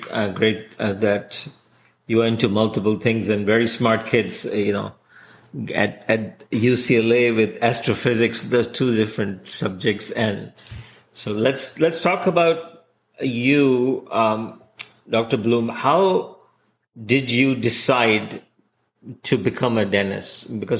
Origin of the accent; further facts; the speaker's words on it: Hong Kong; now in United States; when I came to the US, I came from Hong Kong.